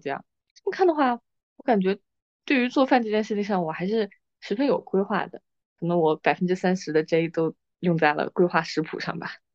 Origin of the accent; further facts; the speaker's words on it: northern China, China; moved away as an adult; also born or lived in Guangdong; 我在北方长大的时候